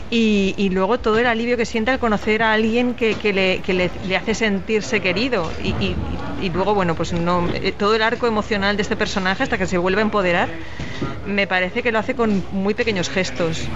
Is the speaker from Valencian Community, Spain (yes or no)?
yes; Valencian Community, Spain; aunque sea mi tierra